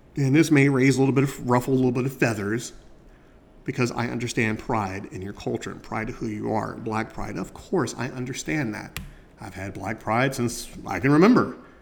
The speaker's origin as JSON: {"language": "English", "country": "United States", "tie": "born or raised there", "said": "as a black man growing up in America"}